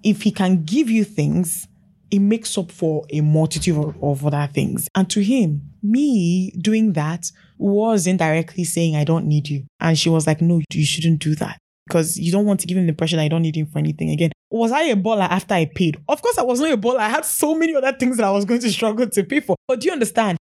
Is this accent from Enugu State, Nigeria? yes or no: yes; Enugu, Enugu State, Nigeria; moved away as an adult; now in Lagos, Nigeria; I was born in Enugu, did most of my growing up in Enugu.